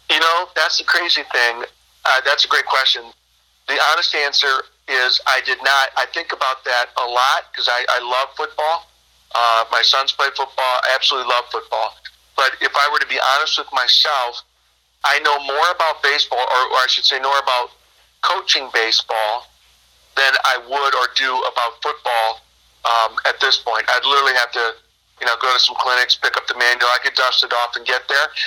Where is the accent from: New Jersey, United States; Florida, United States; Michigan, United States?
Michigan, United States; Birch Run; moved away as an adult; also born or lived in Flint, Michigan / Dartmouth College, New Hampshire; now in Northern California, United States; I'm I'm originally born and raised uh, in Michigan. I was born in Flint, Michigan, and grew up uh, just north of there in a uh, basically a farming community called Birch Run. Michigan.